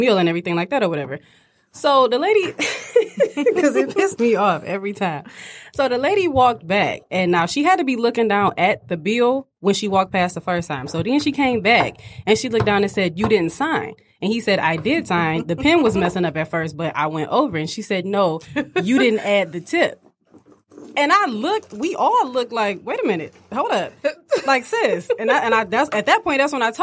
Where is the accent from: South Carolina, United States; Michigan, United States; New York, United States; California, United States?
Michigan, United States; Southfield; born or raised there